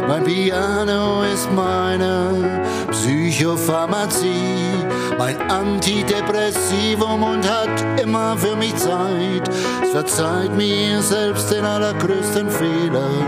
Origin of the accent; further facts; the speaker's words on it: Freiburg, Baden-Württemberg, Germany; ich bin 1951 in Freiburg geboren, wohne jetzt allerdings ein bisschen außerhalb von Freiburg, ein kleines bisschen in die nördliche Richtung, bin aber noch Freiburger